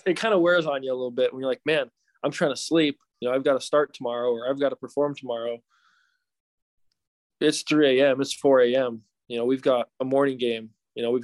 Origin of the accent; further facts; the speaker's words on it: Salt Lake City, Utah, United States; I'm from Salt Lake City